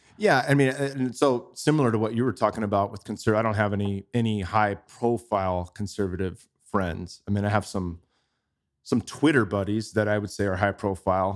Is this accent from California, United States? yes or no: yes; Bay Area, California, United States; moved away as an adult; now in Austin, United States; I grew up in the Bay Area